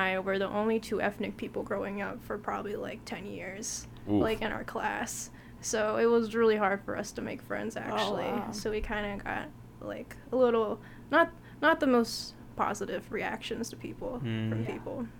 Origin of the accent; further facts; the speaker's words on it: Watertown, New York, United States; born there; I was born in New York.